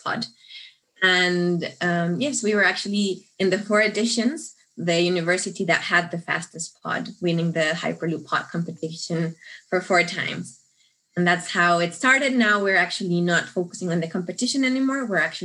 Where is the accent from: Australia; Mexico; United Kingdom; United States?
Mexico; moved away as an adult; now in Munich, Germany; I'm originally from Mexico